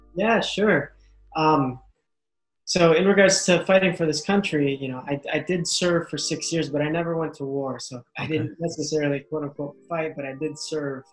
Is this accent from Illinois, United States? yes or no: yes; Chicago, Illinois, United States; first language English; I was born here in Chicago. My family, my mom and dad are from the Philippines, so I'm first generation American